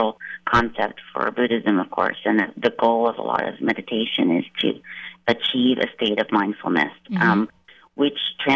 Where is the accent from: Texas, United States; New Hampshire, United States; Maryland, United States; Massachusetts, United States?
Maryland, United States; moved away as an adult; now in California, United States; I grew up outside of D.C. in Maryland.